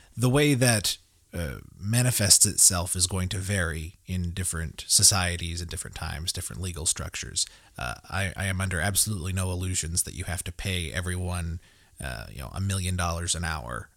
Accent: Tulsa, Oklahoma, United States; now in Broken Arrow, United States; I live in Broken Arrow, Oklahoma. I grew up in Tulsa

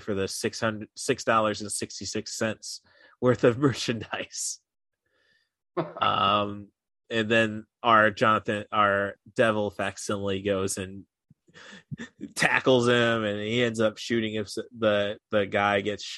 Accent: Morton, Illinois, United States; also born or lived in Peoria, Illinois; now in Champaign-Urbana, United States; growing up in Morton, Illinois, 10 miles west of Peoria

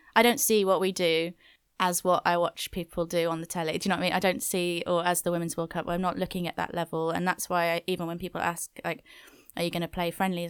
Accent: Wales, United Kingdom; I'm from Wales, so that's a big part of my culture

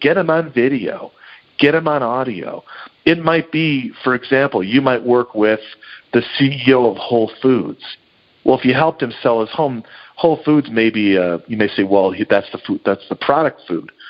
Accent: Oak Park, Illinois, United States; also born or lived in Oklahoma; I grew up in Chicago, Oak Park to be specific

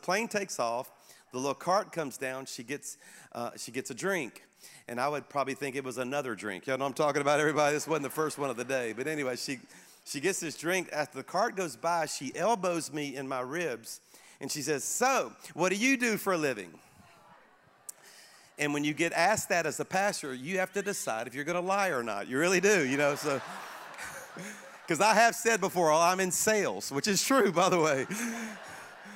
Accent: Baton Rouge, Louisiana, United States; now in Birmingham, United States; I was back in my hometown of Baton Rouge, Louisiana, to speak at my home church

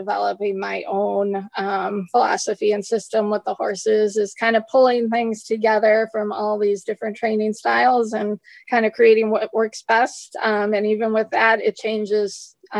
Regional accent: United States; accent: American; my horrible American accent

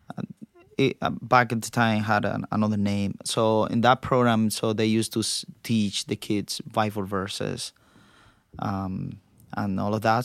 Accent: Cuba; now in United States; I was born in Cuba

